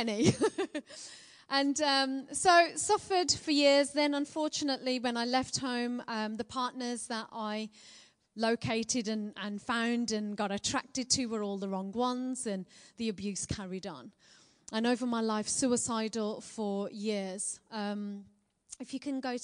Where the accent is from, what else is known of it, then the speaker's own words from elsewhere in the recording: Birmingham, West Midlands, United Kingdom; accent: Birmingham; I'm a Brummie born and bred girl